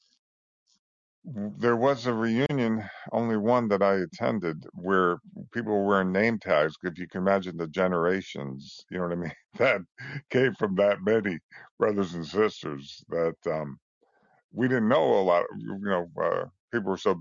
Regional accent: Trumbull, Connecticut, United States; also born or lived in Bridgeport, Connecticut; I grew up in just outside Bridgeport, Connecticut, a little town called Trumbull

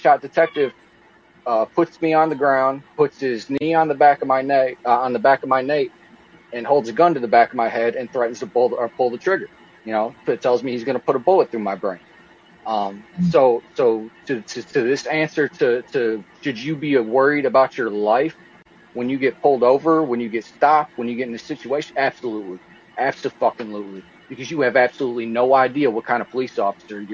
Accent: Toledo, Ohio, United States; moved away; also born or lived in Akron, Ohio; I grew up in Toledo, Ohio, lived there for 20 years

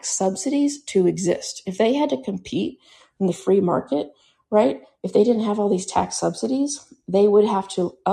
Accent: Central Texas, United States; I grew up in Texas, and when I was a kid, right, I never heard of blackouts. Yeah, we had an ice storm once in a while here in Central Texas

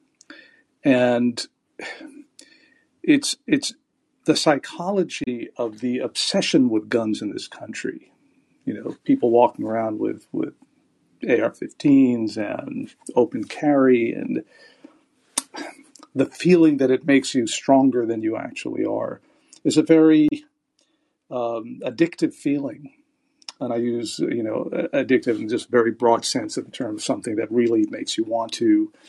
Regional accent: Beirut, Beirut Governorate, Lebanon; now in United States; I grew up in Beirut

